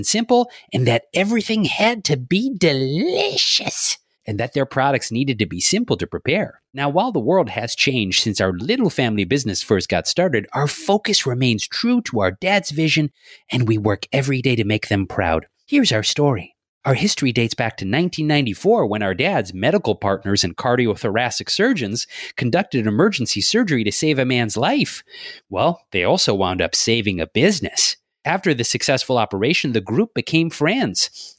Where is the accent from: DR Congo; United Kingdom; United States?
United States; Midwest; But I'm from the Midwest, so I can